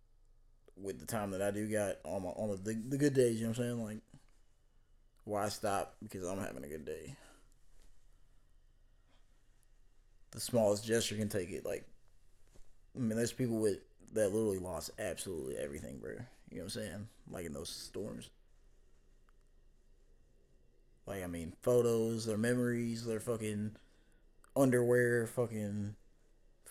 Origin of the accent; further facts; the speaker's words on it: Kentucky, United States; moved away; my home state